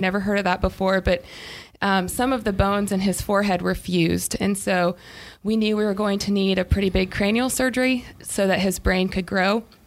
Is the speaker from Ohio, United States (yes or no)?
yes; Ohio, United States; now in Greenville, United States; Middle of nowhere, Amish country, Ohio.